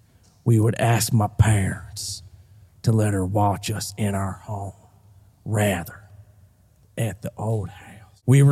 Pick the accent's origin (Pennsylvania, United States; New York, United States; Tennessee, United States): Tennessee, United States; born there; Well, I was born in Tennessee.